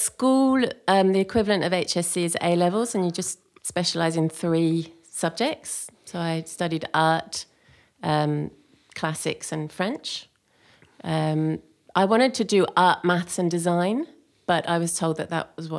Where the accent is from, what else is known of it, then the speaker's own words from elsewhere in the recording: South East England, United Kingdom; accent: Australian; also born or lived in Australia; South of London, about an hour south of London by car, half an hour on the train.